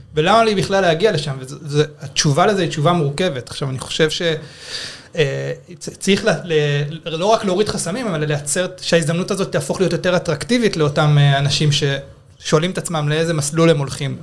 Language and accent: Hebrew; Israel